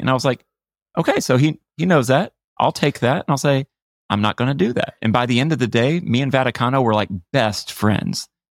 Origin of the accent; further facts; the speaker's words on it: United States; 'Cause I'm American. It's my home.